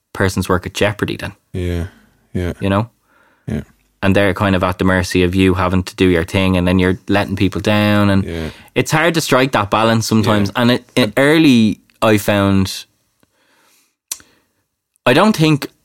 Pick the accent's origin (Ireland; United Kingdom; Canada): Ireland; as Irish people